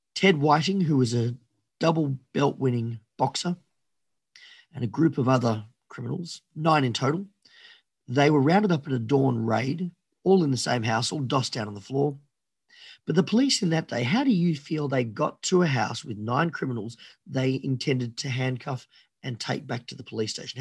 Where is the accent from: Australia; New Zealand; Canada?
Australia; fiercely patriotic Australian